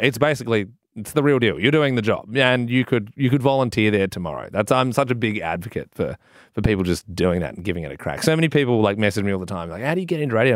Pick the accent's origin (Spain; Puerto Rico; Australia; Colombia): Australia; Adelaide, South Australia; I'm a kid from Adelaide